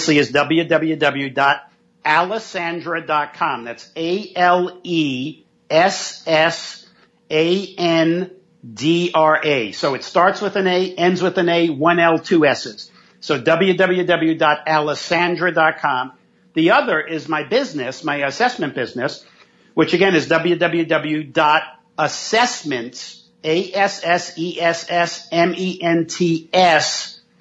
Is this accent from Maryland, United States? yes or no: no; New York City, New York, United States; growing up in New York City, in Manhattan, in the projects, and then in Brooklyn